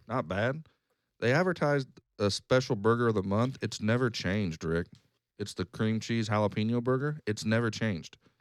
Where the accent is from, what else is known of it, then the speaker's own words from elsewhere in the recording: Wichita, Kansas, United States; also born or lived in Lawrence, Kansas; I moved away from Wichita for three years